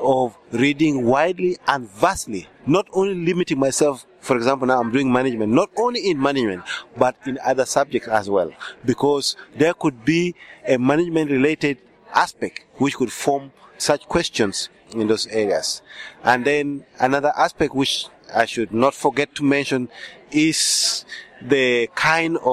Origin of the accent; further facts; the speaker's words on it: Uganda; English is a second language; I'm from Uganda